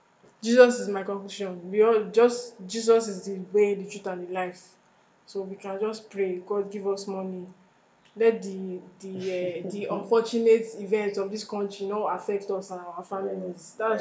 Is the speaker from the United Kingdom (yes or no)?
no; Jamaica; now in Nigeria; Actually, I'm not from here. I just said, let me put it out there. I am not. I am from Jamaica.